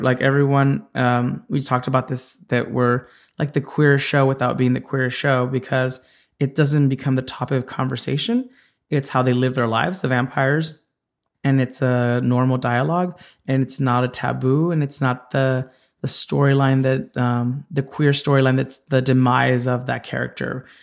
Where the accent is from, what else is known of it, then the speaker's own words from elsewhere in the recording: Santa Ana, California, United States; I was born in Orange County, and had, uh, a childhood there